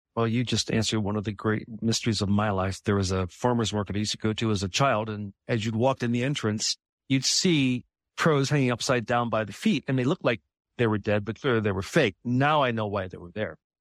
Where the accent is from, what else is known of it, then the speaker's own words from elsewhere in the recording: Midwest, United States; I'm from the Midwest